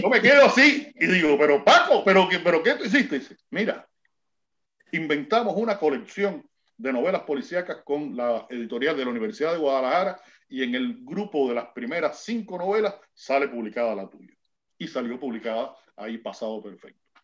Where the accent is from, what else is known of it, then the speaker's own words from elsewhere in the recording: Cuba; como decimos nosotros aquí en Cuba